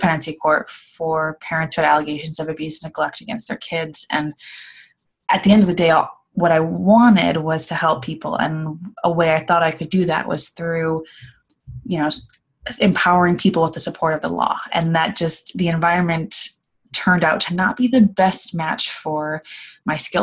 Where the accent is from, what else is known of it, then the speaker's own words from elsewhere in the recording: Midwest, United States; moved away as an adult; now in Los Angeles, United States; I'm from the Midwest, moved to Los Angeles, California about 5 years ago